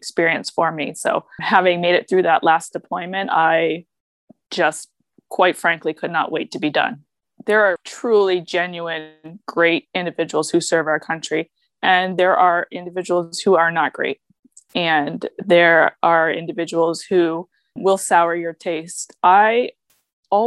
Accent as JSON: {"language": "English", "region": "New Hampshire", "country": "United States", "tie": "born or raised there", "moved": "as an adult", "lives_now": "Connecticut, United States", "said": "I grew up in New Hampshire"}